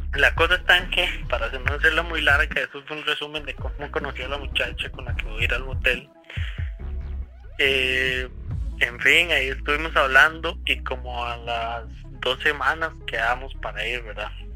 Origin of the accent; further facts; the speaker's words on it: Cartago, Costa Rica; nosotros somos de Cartago